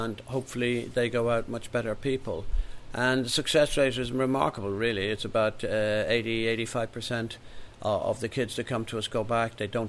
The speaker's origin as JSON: {"language": "English", "country": "Ireland", "tie": "born or raised there", "said": "And the reason why I'm so involved in this is really because I know what it was like growing up in Ireland"}